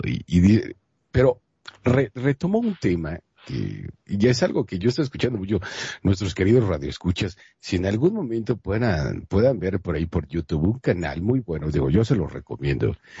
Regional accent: Mexico; los que somos mexicanos

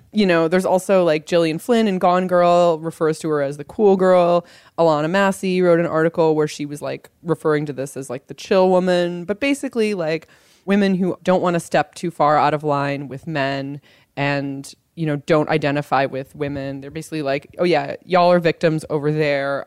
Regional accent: Los Angeles, California, United States; my hometown newspaper, the Los Angeles Times

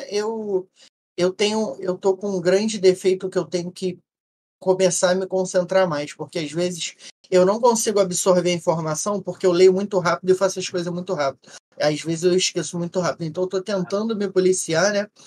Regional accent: Rio de Janeiro, Brazil; eu como legítimo carioca, eu gosto de falar o português, mais claro possível

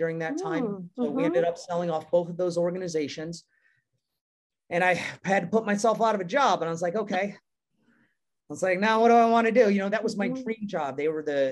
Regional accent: New York, United States; now in San Clemente, United States; I was born and raised in New York

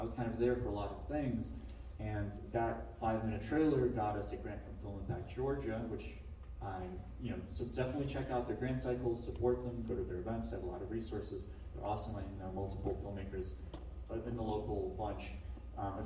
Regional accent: Ukraine; now in Atlanta, United States; I was in Ukraine, and I'm from Ukraine, and I was visiting my grandmother.

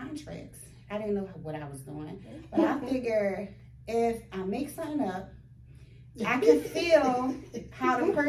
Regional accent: Baltimore, Maryland, United States; So, but we're both from Baltimore.

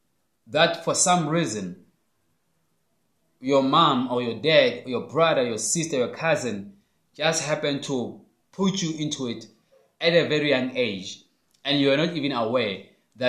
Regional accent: Phuthaditjhaba, Free State, South Africa; my hometown

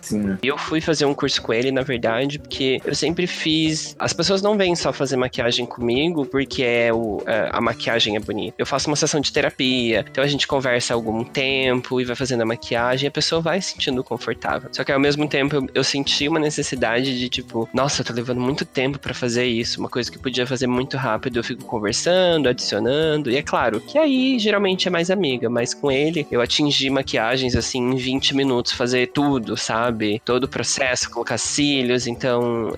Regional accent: interior of São Paulo, Brazil; moved away as an adult; also born or lived in Curitiba; eu sou do interior de São Paulo

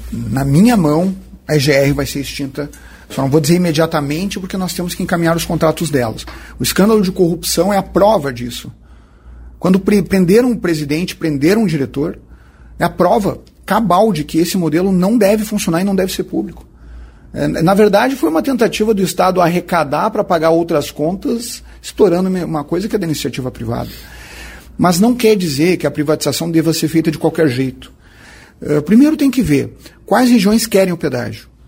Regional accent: Santa Maria, Rio Grande do Sul, Brazil; eu que sou um habitante da região centro do estado, sou de Santa Maria.

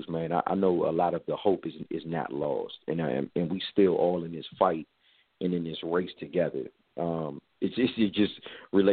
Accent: Forestville, Maryland, United States; I grew up in Forestville, Maryland

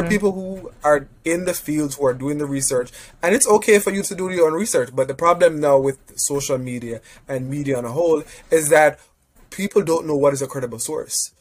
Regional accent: Jamaica; moved away; I'm Jamaican.

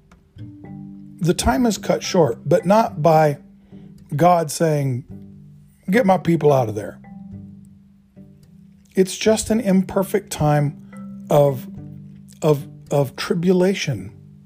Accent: Oregon, United States; I grew up in Oregon in the 60s.

